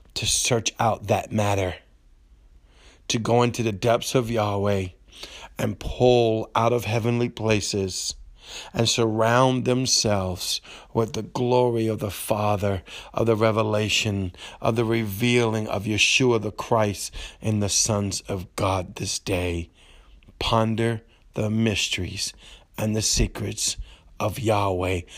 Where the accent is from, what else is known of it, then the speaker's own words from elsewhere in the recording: Cajun, Louisiana, United States; accent: Cajun English; I'm broken Cajun English